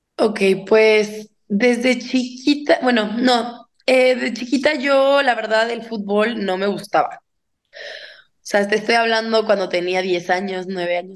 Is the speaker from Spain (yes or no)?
no; Guadalajara, Jalisco, Mexico; born or raised there